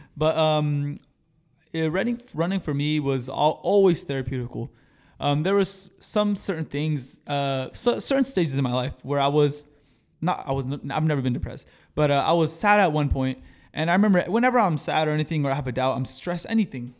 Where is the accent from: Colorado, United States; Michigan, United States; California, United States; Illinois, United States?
California, United States; Marina; also born or lived in Seaside, California; I came from Los Arboles Middle School